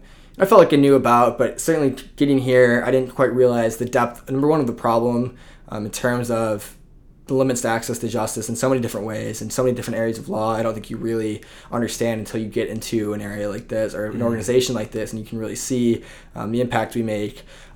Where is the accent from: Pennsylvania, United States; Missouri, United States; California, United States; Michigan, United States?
Michigan, United States; Plymouth; So I grew up actually in Plymouth, Michigan, which is about 20 minutes outside of Ann Arbor.